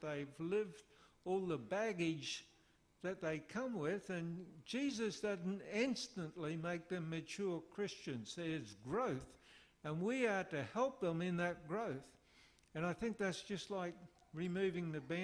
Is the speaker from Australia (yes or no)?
yes; Australia; moved away; also born or lived in Philippines